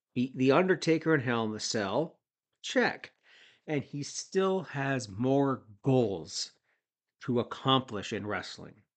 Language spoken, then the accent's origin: English; Toronto area, Ontario, Canada; I'm from the Toronto area